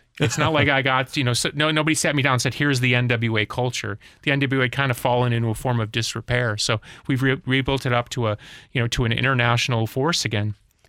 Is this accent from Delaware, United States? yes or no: no; Chicago, Illinois, United States; Well, I grew up in Chicago